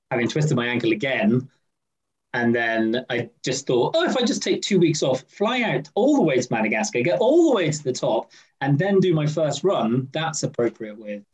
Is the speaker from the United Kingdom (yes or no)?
yes; Scotland, United Kingdom; As a Scotsman